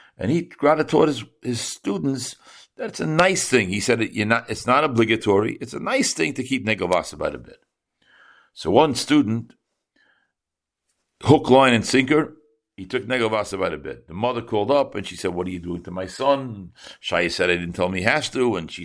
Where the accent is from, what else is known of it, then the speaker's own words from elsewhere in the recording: Chicago, Illinois, United States; I said, I'm from Chicago.